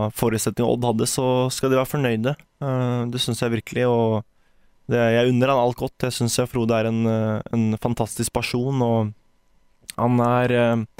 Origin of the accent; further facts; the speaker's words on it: Porsgrunn, Telemark, Norway; moved away; Man hadde fantastisk oppvekst her på vestsida